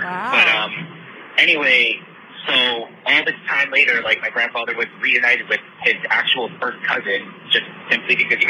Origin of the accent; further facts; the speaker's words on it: Long Island, New York, United States; I grew up in Long Island